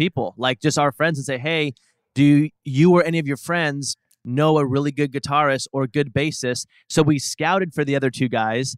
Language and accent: English; Portland, Oregon, United States; moved away as an adult; now in Los Angeles, United States; I'm from Portland, Oregon